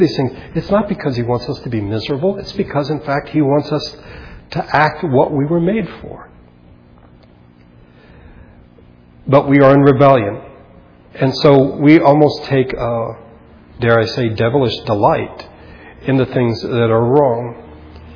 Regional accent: United States; as American Christians

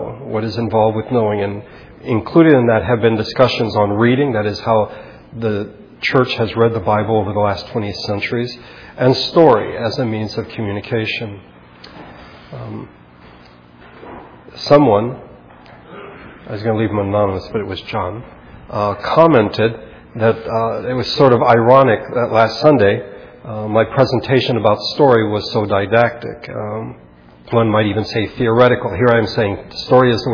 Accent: Philippines; when I was growing up in the Philippines

